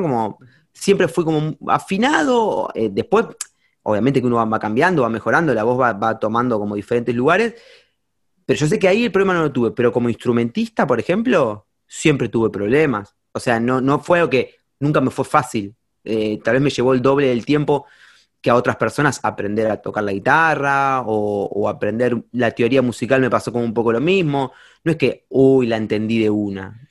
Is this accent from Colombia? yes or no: no; Campana, Buenos Aires Province, Argentina; soy de Campana, es como una ciudad chica